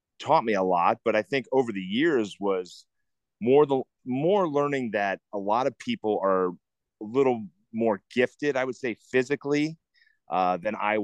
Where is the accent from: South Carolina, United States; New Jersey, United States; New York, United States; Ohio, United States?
Ohio, United States; Cincinnati; growing up in the Midwest in Cincinnati